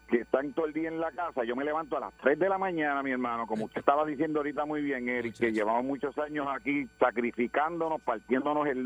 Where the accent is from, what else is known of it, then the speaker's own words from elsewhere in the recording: Yauco, Puerto Rico; Mira, soy de Yauco, pa. Yo trabajo en una, una empresa privada aquí. Llevo 26 años.